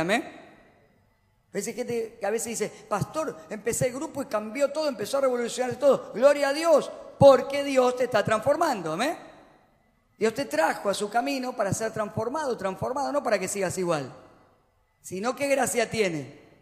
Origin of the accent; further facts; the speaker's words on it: Argentina; como los argentinos